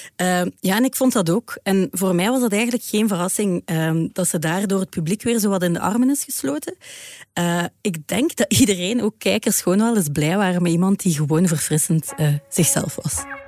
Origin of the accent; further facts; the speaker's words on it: Ghent, Flanders, Belgium; ik ben van Gent